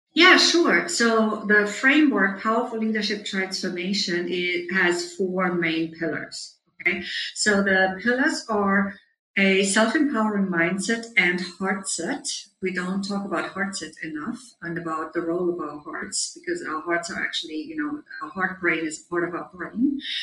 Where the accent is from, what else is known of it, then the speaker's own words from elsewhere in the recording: Germany; moved away as an adult; also born or lived in Munich; now in New York, United States; I grew up on a small farm in Germany where I'm right now, but I'm usually based in New York